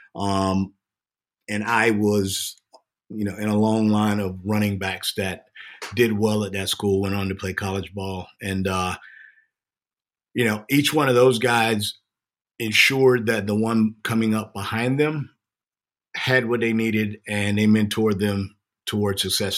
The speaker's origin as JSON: {"language": "English", "town": "Jacksonville", "region": "Florida", "country": "United States", "tie": "born or raised there"}